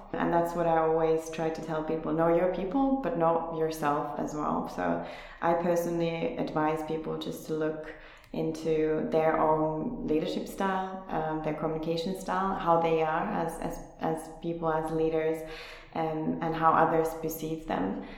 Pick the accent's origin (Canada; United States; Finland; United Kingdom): Finland; moved away as an adult; also born or lived in South Korea; now in Berlin, Germany; I'm originally from Finland, where I also started my career some uh, some ten years ago